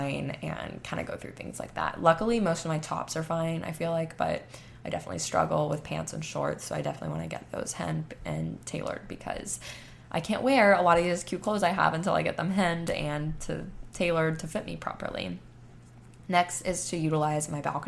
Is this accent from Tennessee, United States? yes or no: no; Panama City Beach, Florida, United States; now in Texas, United States; I'm from Panama City Beach, Florida